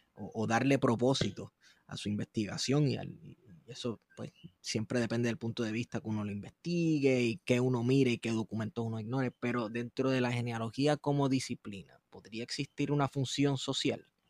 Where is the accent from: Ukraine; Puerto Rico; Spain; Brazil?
Puerto Rico; Manatí